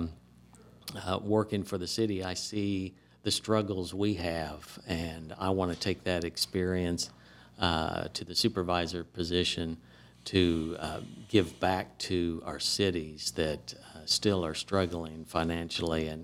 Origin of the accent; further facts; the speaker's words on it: Indiana, United States; moved away as an adult; now in DeSoto County, Mississippi, United States; I grew up around in the Indiana area